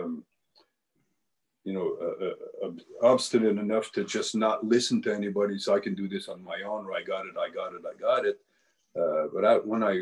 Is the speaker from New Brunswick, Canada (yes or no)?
yes; New Brunswick, Canada; now in Ottawa, Canada; I'm Acadian, I come from New Brunswick